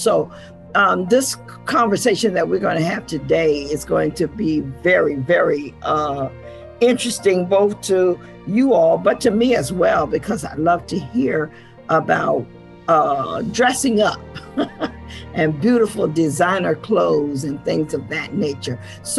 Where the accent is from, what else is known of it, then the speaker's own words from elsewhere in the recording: Savannah, Georgia, United States; my hometown of Savannah, Georgia